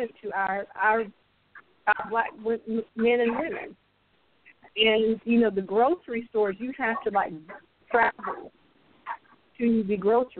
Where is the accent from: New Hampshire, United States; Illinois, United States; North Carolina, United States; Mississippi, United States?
North Carolina, United States; moved away as an adult; now in Richmond, United States; I'm originally from North Carolina. Currently, I'm in Richmond, California, but I work in Oakland